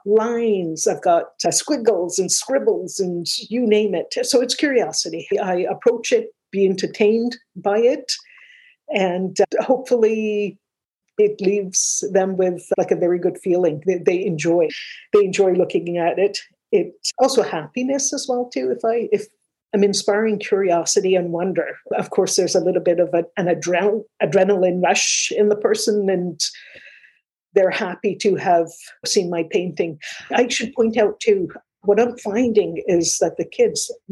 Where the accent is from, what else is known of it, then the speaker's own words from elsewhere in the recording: Mississauga, Ontario, Canada; also born or lived in Manchester, England; now in Toronto, Canada; Mississauga is my hometown. I was 8 years old when we got there